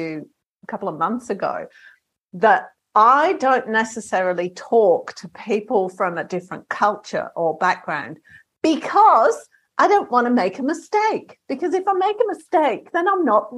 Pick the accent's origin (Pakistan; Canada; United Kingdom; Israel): United Kingdom; England; moved away; I'm from England originally